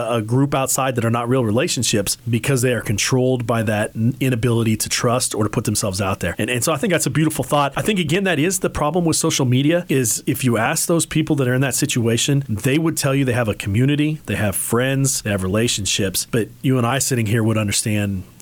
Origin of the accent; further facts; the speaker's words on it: Hays, Kansas, United States; moved away; I grew up in Hayes. I actually went to Hayes High